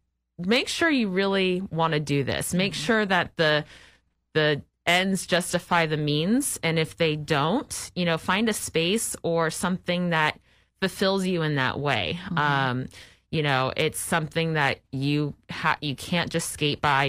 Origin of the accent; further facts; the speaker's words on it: Phoenix, Arizona, United States; moved away as an adult; now in Sacramento, United States; growing up in Phoenix